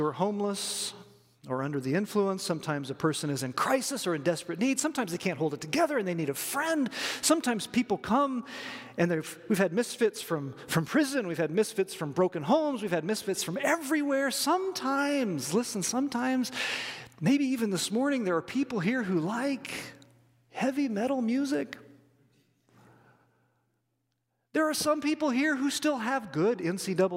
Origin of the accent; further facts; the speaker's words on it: Robinson, Illinois, United States; moved away; I grew up in Robinson, Illinois, population 7,164